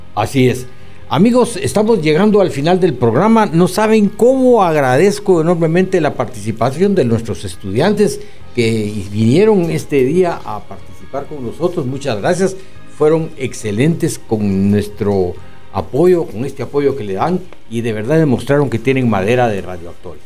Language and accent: Spanish; Guatemala; nos identifica como guatemaltecos